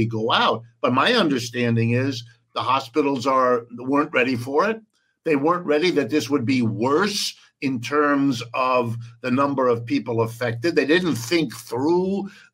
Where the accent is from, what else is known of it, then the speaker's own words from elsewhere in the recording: Ohio, United States; first language French and German; English is a second language; I was born in Ohio, lived here all my life